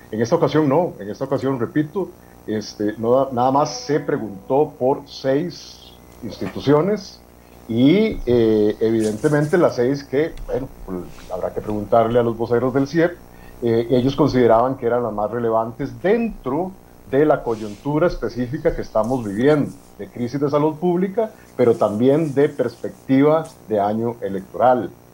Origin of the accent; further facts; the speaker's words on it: Costa Rica; hablamos como personas costarricenses, ciudadanas de este país